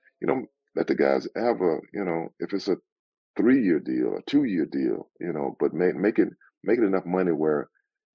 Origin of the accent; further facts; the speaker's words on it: Sealy, Texas, United States; moved away as an adult; now in Southern California, United States; I'm from a small town. At that time, it was 2,000 people. It's a lot bigger now, but you know, I love growing up in Texas.